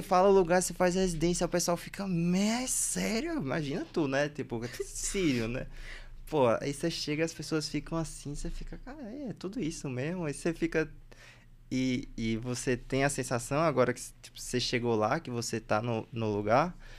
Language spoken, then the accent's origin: Portuguese; Recife, Pernambuco, Brazil; accent: Recife; moved away as an adult; also born or lived in Bahia; now in São Paulo, Brazil; eu morei em Recife porque eu fui fazer ensino médio lá, mas tipo, eu nasci na Bahia